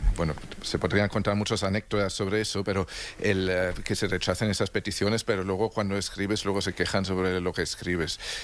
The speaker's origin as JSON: {"language": "Spanish", "country": "Germany", "moved": "yes"}